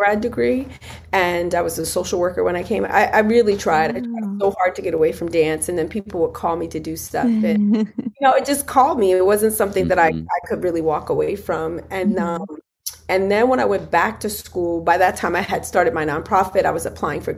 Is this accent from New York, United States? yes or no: no; Philadelphia, Pennsylvania, United States; we're originally from Philly